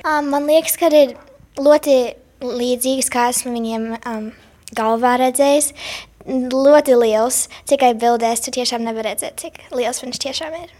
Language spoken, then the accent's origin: Latvian; Chicago, Illinois, United States; es esmu uzaugusi Amerikā